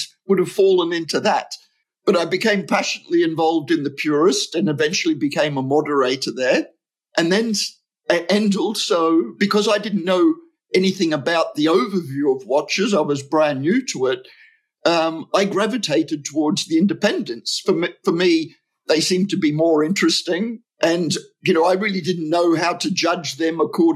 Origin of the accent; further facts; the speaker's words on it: Australia; also born or lived in United Kingdom; now in Switzerland; My wife is Swiss. I'm actually Australian. I was living in the UK and moved to Switzerland when we got married